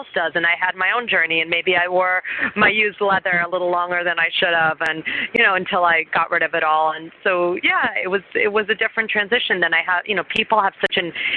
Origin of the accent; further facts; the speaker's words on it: New York City, New York, United States; I grew up in New York City